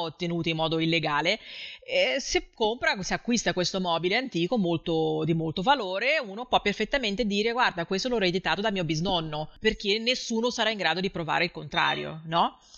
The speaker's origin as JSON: {"language": "Italian", "region": "Rio de Janeiro", "country": "Brazil", "moved": "yes", "lives_now": "southern Brazil", "said": "io abito nel sud del Brasile adesso, anche se sono di Rio"}